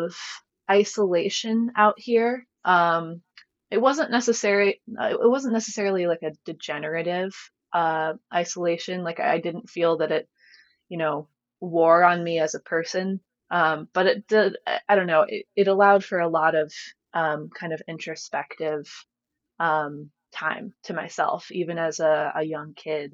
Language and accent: English; rural area southwest of Cleveland, near Oberlin, Ohio, United States; I was born in Cleveland, lived there and in Cleveland suburbs until I was about 8. And then my family packed up and moved out here